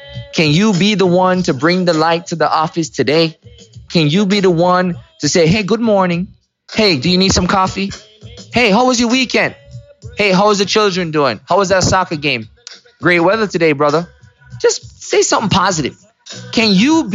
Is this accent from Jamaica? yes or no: yes; Kingston, Jamaica; when I was growing up in Mona Heights, Kingston, Jamaica, Kingston 6